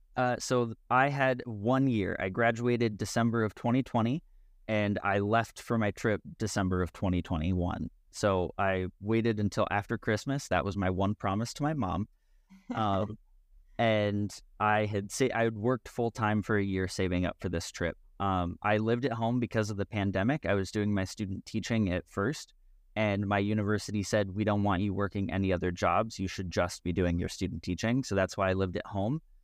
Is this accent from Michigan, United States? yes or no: no; West Virginia, United States; I grew up in West Virginia